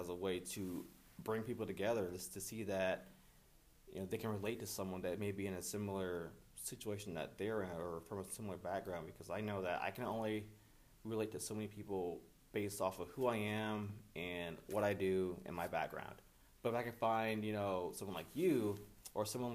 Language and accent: English; East Moline, Illinois, United States; I'm Quad City native, born and raised in East Moline